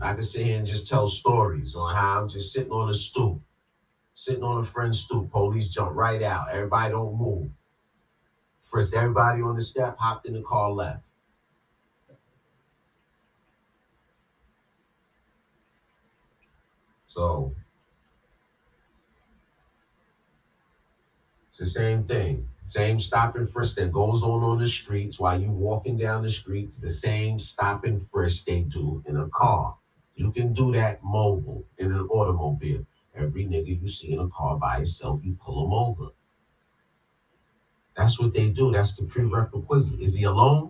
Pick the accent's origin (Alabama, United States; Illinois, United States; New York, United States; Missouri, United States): New York, United States; New York City; growing up in Queens, socializing in Brooklyn, in Harlem